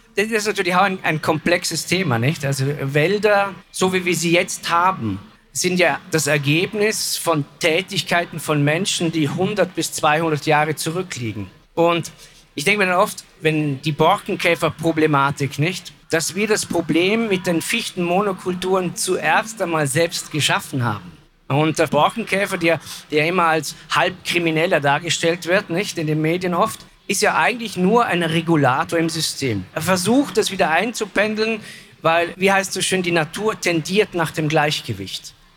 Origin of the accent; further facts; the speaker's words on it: Vorarlberg, Austria; ich komme ja aus Vorarlberg